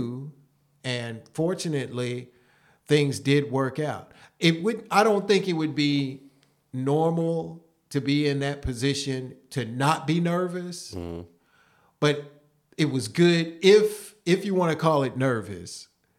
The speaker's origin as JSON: {"language": "English", "town": "Prospect", "region": "Kentucky", "country": "United States", "tie": "born or raised there", "said": "Louisville, Kentucky. Ah. And it's actually a suburb in Louisville called Prospect, Kentucky."}